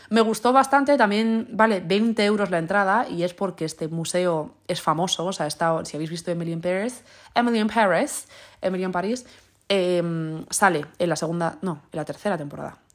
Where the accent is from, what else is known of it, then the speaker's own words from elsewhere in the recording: Spain; En plan, soy española y leo las palabras en inglés como si fuesen español.